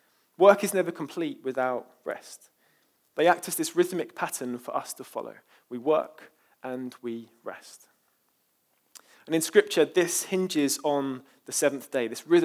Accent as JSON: {"language": "English", "region": "London", "country": "United Kingdom", "said": "I'm from East London after all, so can't blame me."}